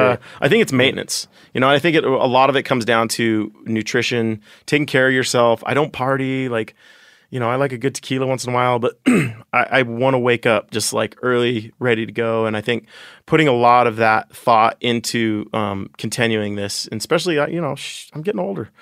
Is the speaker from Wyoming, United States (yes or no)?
yes; Ten Sleep, Wyoming, United States; also born or lived in Jackson, Wyoming; I grew up in Wyoming my whole life